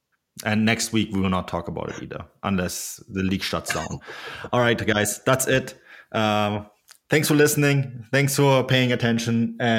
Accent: Munich, Bavaria, Germany; I'm from Bavaria. I'm from one of the most modern cities in Bavaria, Munich. But you drive an hour outside of Munich and you are in the most backwards, and I mean that sometimes in a positive, sometimes in a negative way, place in the world.

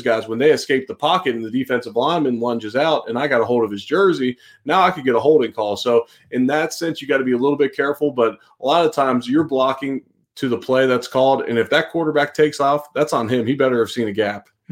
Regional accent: Cincinnati, Ohio, United States; moved away; I'm originally from Cincinnati

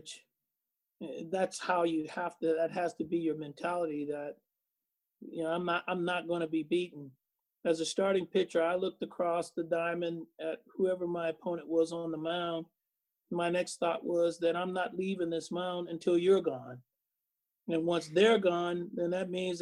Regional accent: Oakland, California, United States; I grew up in Oakland. Used to sneak in the ballpark.

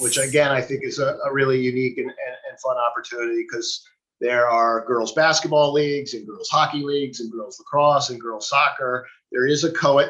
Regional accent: New York City, New York, United States; also born or lived in New England; I grew up in Manhattan

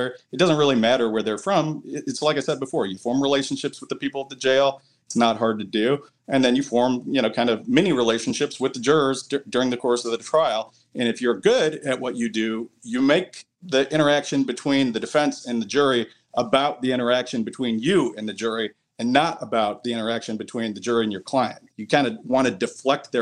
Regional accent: outside Detroit, between Detroit and Ann Arbor, Michigan, United States; moved away; I grew up about 30 minutes outside of Detroit, in between Detroit and Ann Arbor.

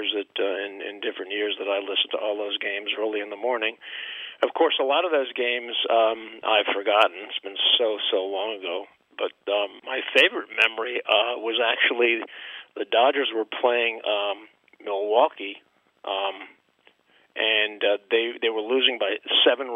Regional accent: U.S. Virgin Islands; also born or lived in Brooklyn, New York; I had not yet moved to my hometown in the Virgin Islands. And even moving there when I was 2 years old

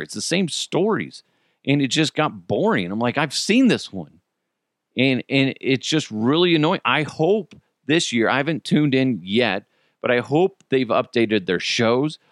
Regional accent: United States; I'm an American

